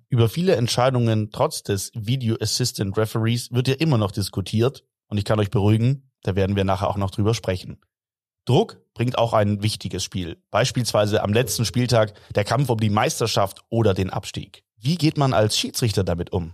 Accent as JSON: {"language": "German", "town": "Stuttgart", "region": "Baden-Württemberg", "country": "Germany", "tie": "born or raised there", "said": "als gebürtiger Stuttgarter und jahrelanger Kicker beim SV"}